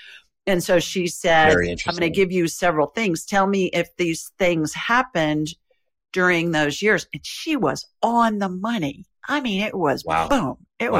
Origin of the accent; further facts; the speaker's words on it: Columbus, Ohio, United States; born there; So I was born in Columbus, Ohio.